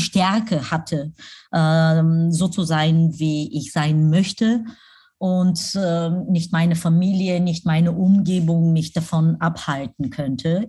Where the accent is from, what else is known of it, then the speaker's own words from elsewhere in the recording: Pleven, Pleven Province, Bulgaria; moved away; also born or lived in Germany; nach Pleven, meine Heimatstadt, äh, reisen wo mein Hotel ist